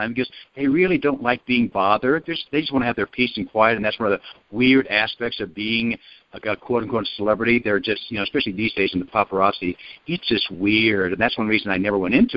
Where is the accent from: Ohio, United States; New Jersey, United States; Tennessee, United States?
Ohio, United States; I grew up in Ohio